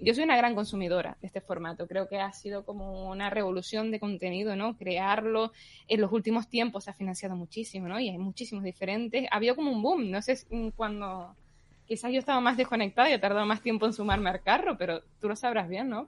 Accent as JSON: {"language": "Spanish", "region": "Canary Islands", "country": "Spain", "said": "Yo soy de Canarias, recibo en la isla de Tenerife"}